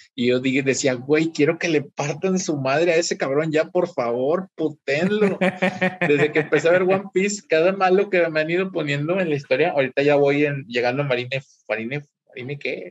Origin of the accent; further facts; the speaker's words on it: Mexico; como buenos mexicanos que somos